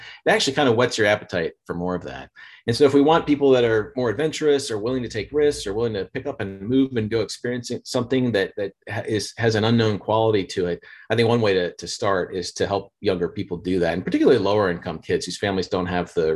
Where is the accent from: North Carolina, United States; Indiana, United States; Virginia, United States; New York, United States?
Indiana, United States; moved away; where I grew up in Indiana